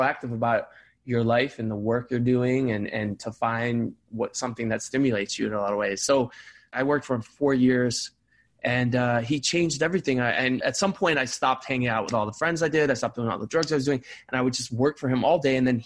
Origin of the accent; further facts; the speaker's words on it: Cleveland, Ohio, United States; I grew up in Cleveland, Ohio. Shout out Cleveland Heights